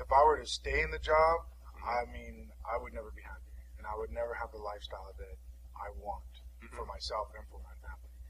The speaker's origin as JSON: {"language": "English", "region": "Southern California", "country": "United States", "tie": "born or raised there", "said": "we lived paycheck to paycheck growing up. Mm-hmm. You know, we didn't have a whole lot. Mm-hmm. I remember, especially growing up in Southern California"}